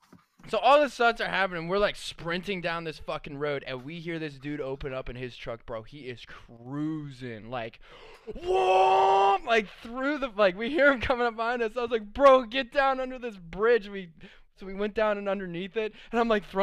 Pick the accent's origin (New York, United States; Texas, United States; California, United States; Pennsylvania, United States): Pennsylvania, United States; Pittsburgh; Well, I was new to this because I came from Pittsburgh.